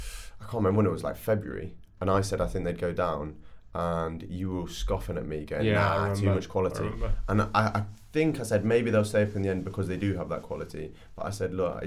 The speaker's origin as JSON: {"language": "English", "town": "Nottingham", "region": "East Midlands", "country": "United Kingdom", "said": "I'm from Nottingham, yes."}